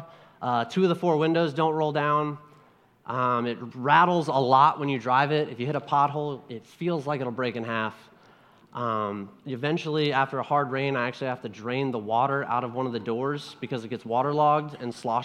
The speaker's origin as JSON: {"language": "English", "region": "Ohio", "country": "United States", "tie": "born or raised there", "said": "growing up in Ohio"}